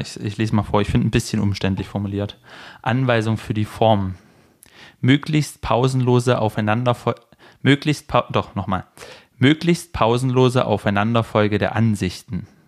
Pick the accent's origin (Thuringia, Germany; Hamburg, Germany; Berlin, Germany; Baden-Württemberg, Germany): Baden-Württemberg, Germany; moved away; ich bin in Baden-Württemberg zur Schule gegangen